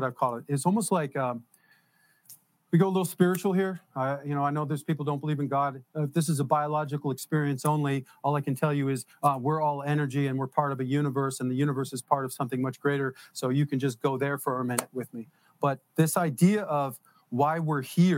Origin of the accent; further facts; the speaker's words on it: New Jersey, United States; also born or lived in Detroit, Michigan; I'm from Jersey